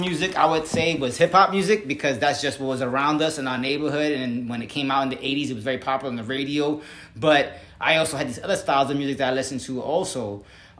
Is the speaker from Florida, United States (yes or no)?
no; New York City, New York, United States; growing up in the Bronx